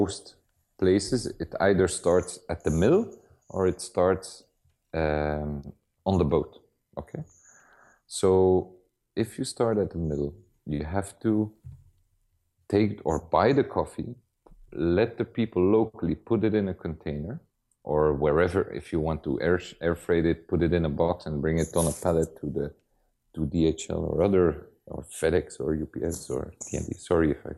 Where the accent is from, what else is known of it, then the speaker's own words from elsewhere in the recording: Antwerp, Flanders, Belgium; because I'm from Antwerp